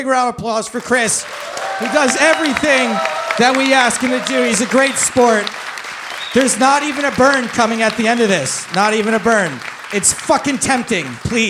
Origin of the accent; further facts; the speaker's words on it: Wales, United Kingdom; I'm from Wales. I'm Welsh.